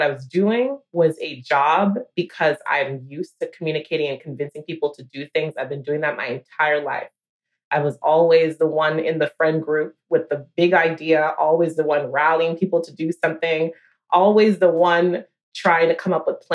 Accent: New York, United States; a New Yorker

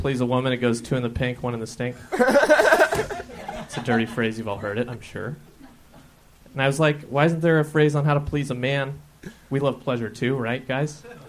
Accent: Reno, Nevada, United States

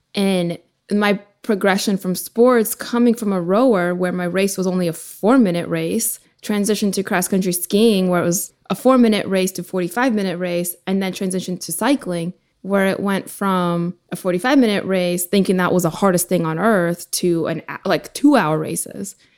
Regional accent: Ukraine; moved away; I was born in Ukraine originally

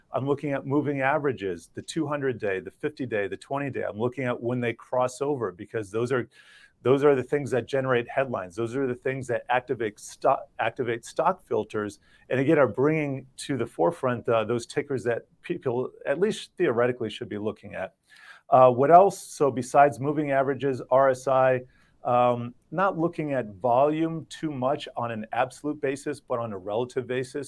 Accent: Miami, Florida, United States; I grew up in Miami

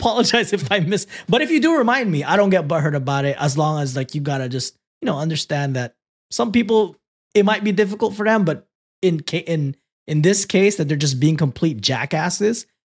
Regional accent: Philippines; first language Tagalog; English is a second language; now in United States; I grew up Tagalog is my first language.

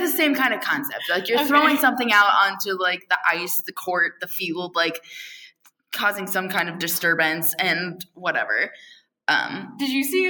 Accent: Virginia, United States; I am from Virginia

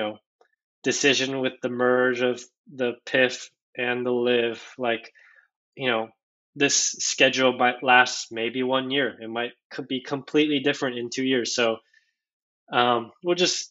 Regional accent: South Korea; moved away; I was born in Korea, so I'm fluent in Korean.

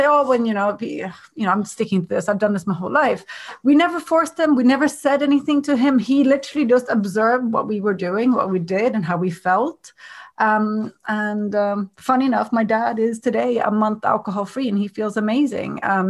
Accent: Sweden; I'm from Sweden and there's a huge drinking culture up there, especially up in North Sweden.

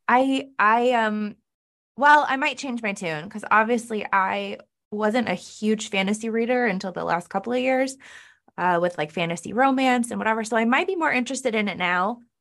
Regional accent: Northern California, United States; moved away as an adult; now in Cleveland, United States; I'm originally from Northern California, but I do now live in Cleveland, Ohio.

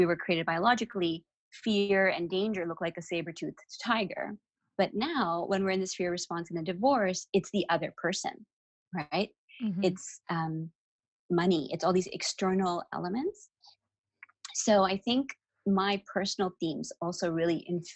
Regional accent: Toronto, Ontario, Canada; I was 16 when my parents decided to move to Kenya, which was a fun little experience for me growing up in Toronto.

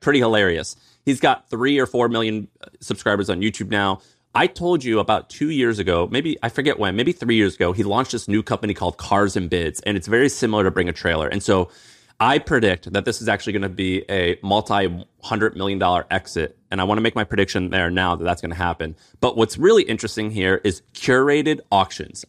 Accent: St. Louis, Missouri, United States; he's from Saint Louis, where I'm from

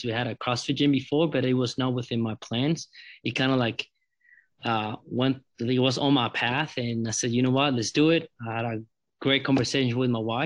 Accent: San Jose, Costa Rica; moved away as an adult; also born or lived in Tennessee; I'm from Costa Rica, the capital, San Jose.

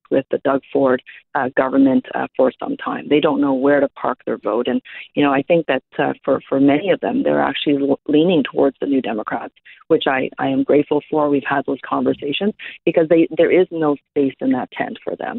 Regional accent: Toronto, Ontario, Canada; English is a second language; I grew up very poor in Regent Park. I'm an immigrant. English is my second language.

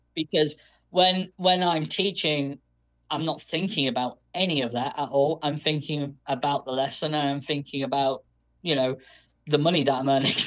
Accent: United Kingdom; I am British

